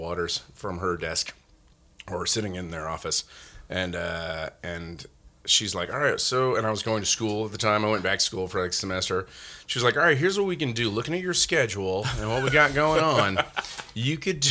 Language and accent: English; Spring, Texas, United States; moved away as an adult; also born or lived in Nacogdoches, Texas / Yellowstone; I am from Spring, Texas, or Klein, Texas, just north of Houston.